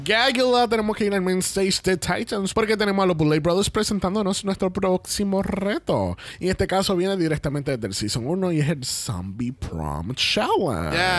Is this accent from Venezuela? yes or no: no; Puerto Rico; por más boricuas que somos, somos boricuas colonizados